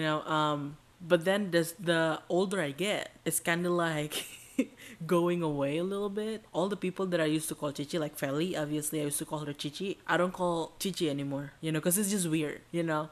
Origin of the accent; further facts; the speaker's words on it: Indonesia; now in United States; We're Indonesians